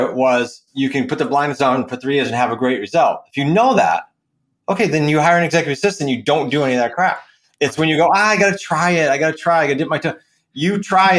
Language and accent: English; New England, United States; accent: New England; my New England accent